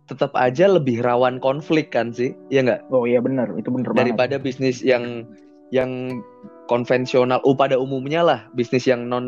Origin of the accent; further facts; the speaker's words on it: Pekalongan, Central Java, Indonesia; iya, iya kan, btw gue dari